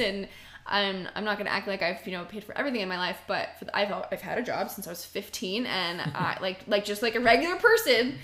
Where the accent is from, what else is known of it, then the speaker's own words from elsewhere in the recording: Marietta, Georgia, United States; I'm from Marietta, East Cobb